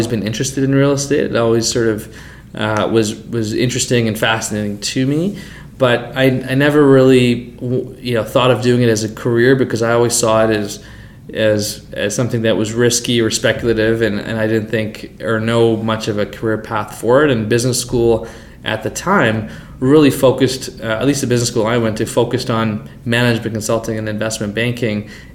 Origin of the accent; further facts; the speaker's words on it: Calgary, Alberta, Canada; also born or lived in London, Ontario; I grew up in Calgary, did high school here